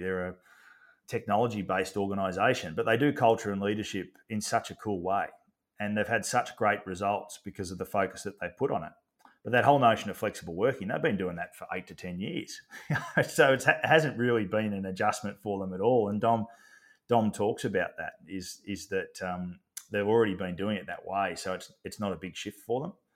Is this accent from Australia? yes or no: yes; Australia; as an Aussie bloke